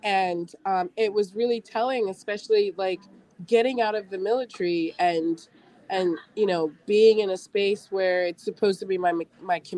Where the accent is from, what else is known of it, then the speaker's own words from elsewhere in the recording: England, United Kingdom; accent: English; now in United States; I actually grew up in England.